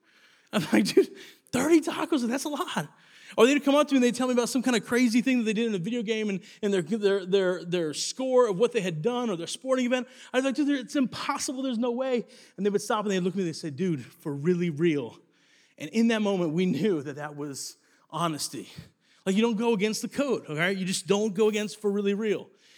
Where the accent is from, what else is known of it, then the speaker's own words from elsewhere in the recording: Italy; I grew up in Italy, and because of that, I got my nickname